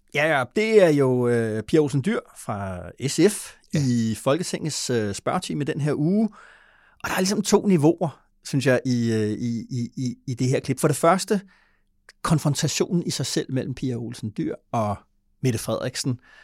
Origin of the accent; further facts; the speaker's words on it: Denmark; som dansker